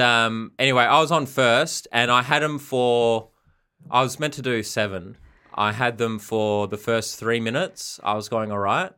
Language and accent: English; Perth, Western Australia, Australia; I'm from Perth also.